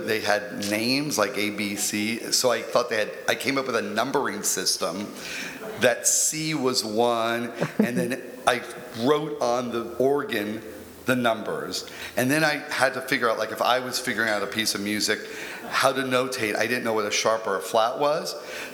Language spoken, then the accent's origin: English; Bakersfield, California, United States; now in Los Angeles, United States; I grew up in Bakersfield, and there's nothing to do there.